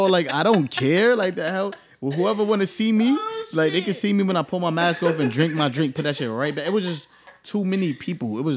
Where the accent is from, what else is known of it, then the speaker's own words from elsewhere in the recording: New York City, New York, United States; now in New Jersey, United States; I grew up in Staten Island